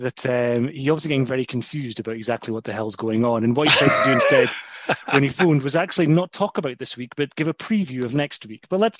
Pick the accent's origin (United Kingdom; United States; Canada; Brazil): United Kingdom; Scotland; we're Scottish